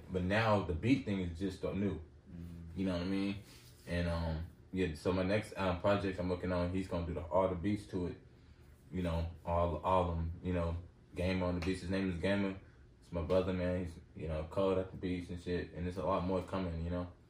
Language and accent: English; Los Angeles, California, United States; I'm from Los Angeles, California